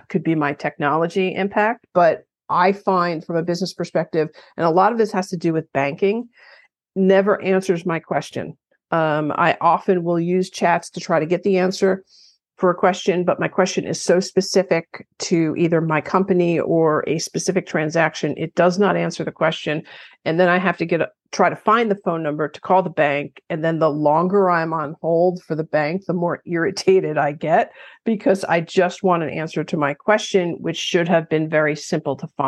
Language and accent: English; New York, United States; I'm from New York